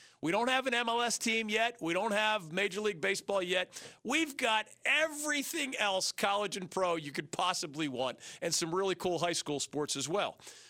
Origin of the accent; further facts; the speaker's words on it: Philadelphia, Pennsylvania, United States; also born or lived in New Jersey; now in North Carolina, United States; Growing up in Philly